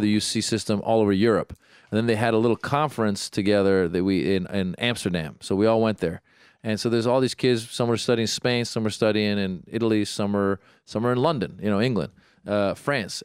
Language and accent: English; Iran; now in United States; I was born in Iran. I speak Farsi